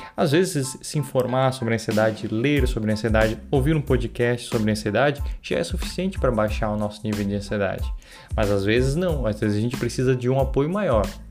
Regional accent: Santa Catarina, Brazil; sou de Santa Catarina

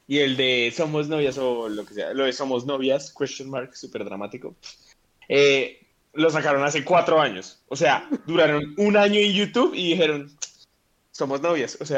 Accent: Colombia; O sea, nosotras como colombianas eh, podemos aprovechar el país tan de mierda en el que vivimos para salir

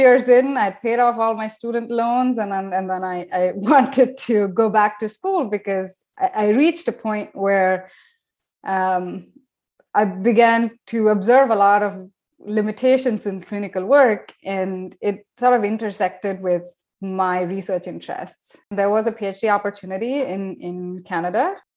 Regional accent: India; moved away as an adult; also born or lived in Southampton, England / Brighton, England / Glasgow, Scotland; When I moved for the first time out of India to Southampton in England

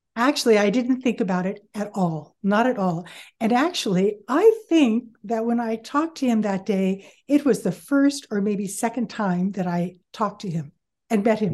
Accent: San Bruno, California, United States; now in Fresno, United States; I grew up in San Bruno

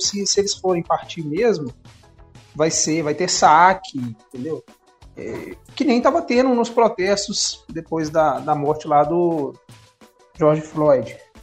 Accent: Brazil; a gente é brasileiro

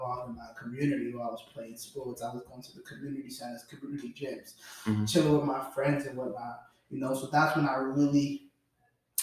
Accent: Boston, Massachusetts, United States; Haitian kid, you know, grew up, born and raised in Dorchester

